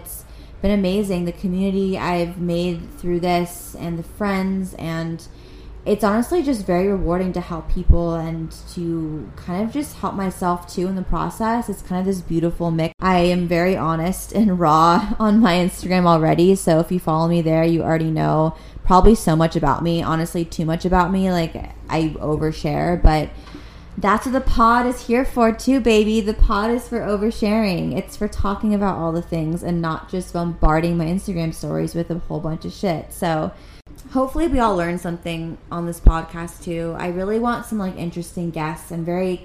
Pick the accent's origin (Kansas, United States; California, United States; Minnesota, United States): California, United States; Los Angeles; I'm born and raised in Los Angeles